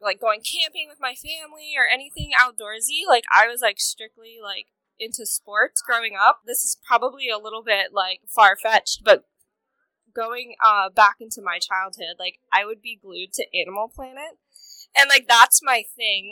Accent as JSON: {"language": "English", "region": "New Jersey", "country": "United States", "tie": "born or raised there", "said": "I grew up in New Jersey, which is one of the most densely populated areas"}